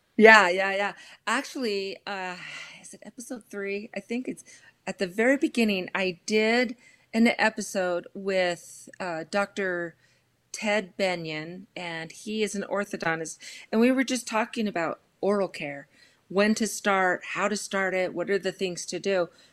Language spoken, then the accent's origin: English; Los Angeles, California, United States; I grew up in Los Angeles and proud product of the L A Unified School District